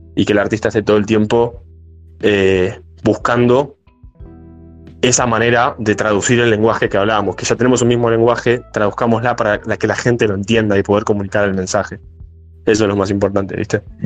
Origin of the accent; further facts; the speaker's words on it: Martínez, Buenos Aires Province, Argentina; nosotros somos de capital, de, perdón, de zona norte, de, de Bulognes, Muere, yo soy de Martínez